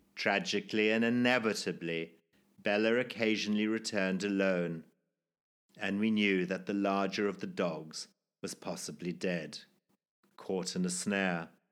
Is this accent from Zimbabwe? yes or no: yes; Zimbabwe; born or raised there